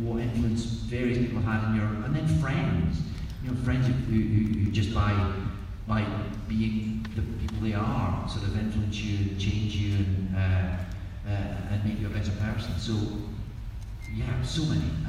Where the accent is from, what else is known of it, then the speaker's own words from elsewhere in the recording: Scotland, United Kingdom; accent: Scottish; I'm Scottish and easily embarrassed.